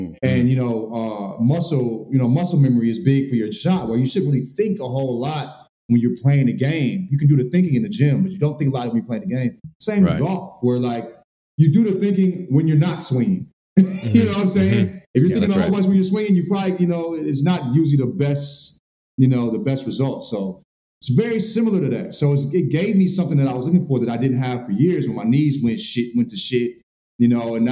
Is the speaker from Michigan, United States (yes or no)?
no; St. Louis, Missouri, United States; also born or lived in the South; now in California, United States; I'm a country boy. You know, I'm from St. Louis. Spent a lot of time in the South